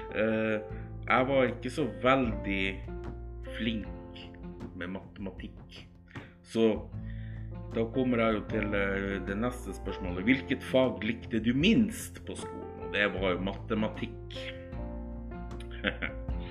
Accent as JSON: {"language": "Norwegian", "town": "Alta", "region": "Finnmark", "country": "Norway", "also_born_or_lived": "Skien, Telemark", "moved": "yes", "lives_now": "Troms, Norway", "said": "jeg er egentlig fra Alta i Finnmark"}